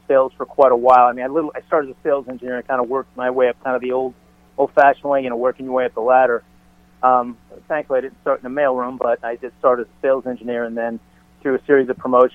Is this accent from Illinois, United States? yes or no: yes; Chicago, Illinois, United States; moved away; also born or lived in California; being born and raised in Chicago was different than when we moved out to California.